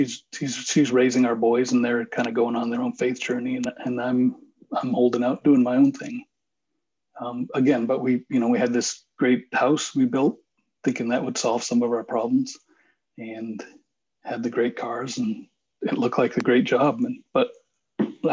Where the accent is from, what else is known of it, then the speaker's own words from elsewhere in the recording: Bath, Maine, United States; moved away as an adult; now in Nashville, United States; my hometown, which was where we live in Bath, Maine